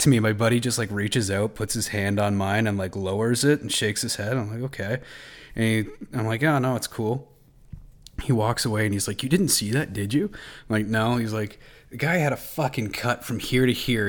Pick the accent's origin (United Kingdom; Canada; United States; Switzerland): Canada; Belleville, Ontario; moved away; also born or lived in Manitoba; I'm from uh, Belleville